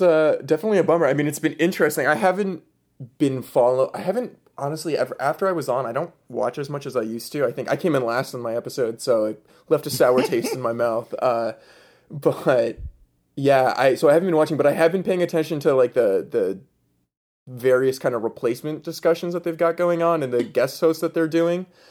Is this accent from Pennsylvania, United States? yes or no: yes; right outside Scranton, in the Poconos, Pennsylvania, United States; I am from Pennsylvania, originally right outside Scranton, um, in the Poconos